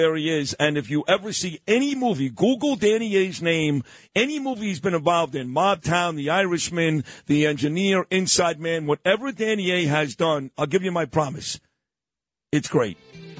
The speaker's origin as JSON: {"language": "English", "town": "New York City", "region": "New York", "country": "United States", "said": "I'm from Brooklyn."}